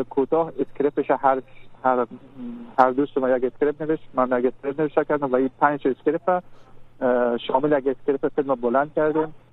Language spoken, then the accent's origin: Persian; Afghanistan; ما دوستای افغان هستیم بسرم این فیلم همراه هم بسازیم